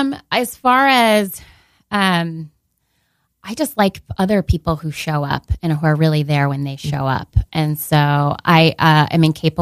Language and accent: English; West Seneca, New York, United States; also born or lived in Krakow, Poland; I'm from West Seneca, New York. It's a suburb of Buffalo.